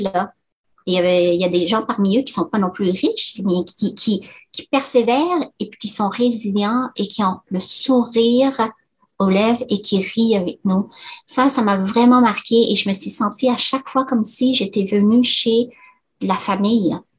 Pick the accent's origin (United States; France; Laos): Laos; moved away; mes parents et ainsi que moi et mes, frères et sœurs sont nés au Laos